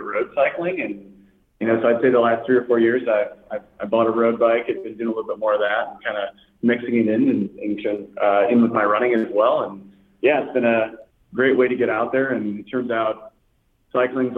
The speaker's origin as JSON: {"language": "English", "town": "Chicago", "region": "Illinois", "country": "United States", "tie": "born or raised there", "said": "born and raised in Chicago"}